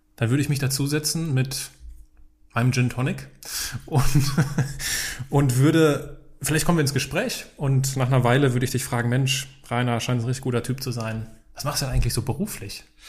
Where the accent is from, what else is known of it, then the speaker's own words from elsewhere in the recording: Altenkirchen, Rhineland-Palatinate, Germany; moved away; also born or lived in Hachenburg; nebenan von Altenkirchen, wo ich aufgewachsen bin.